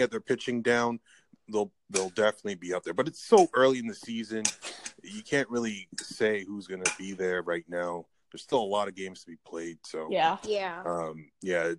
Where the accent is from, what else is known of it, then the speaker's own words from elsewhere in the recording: Ontario, Canada; I'm from Canada